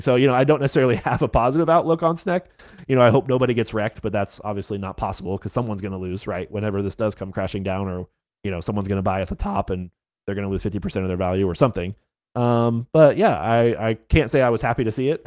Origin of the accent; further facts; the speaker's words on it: North Carolina, United States; yes, I am from North Carolina. I live in Raleigh